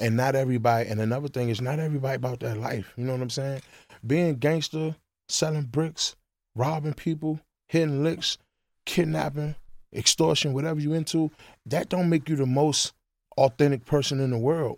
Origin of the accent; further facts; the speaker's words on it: Washington, District of Columbia, United States; I'm from Northeast, the Pentacles. Fifteen, thirteen, Benton Road Apartment, F thirteen, Benton Road, Northeast Washington, D C